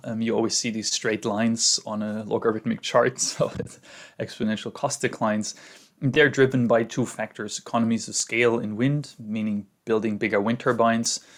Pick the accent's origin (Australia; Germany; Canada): Germany; Munich, Bavaria; moved away as an adult; now in California, United States; growing up in the Alps